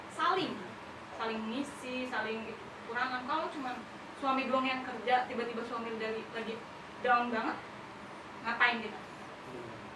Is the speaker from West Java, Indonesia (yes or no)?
yes; Cibinong, West Java, Indonesia; Saya lahirnya di sini di Cibinong. Hmm. Anak Cibinong banget